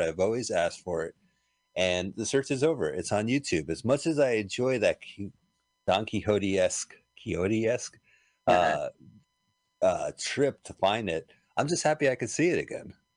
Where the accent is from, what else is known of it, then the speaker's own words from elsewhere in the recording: New Jersey, United States; we grew up in New Jersey